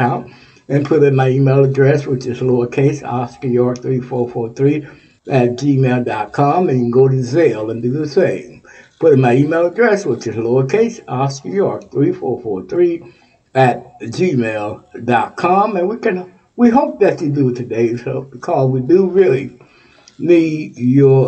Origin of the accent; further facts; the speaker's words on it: Texas, United States; now in Ohio, United States; Texas, my home state, Texas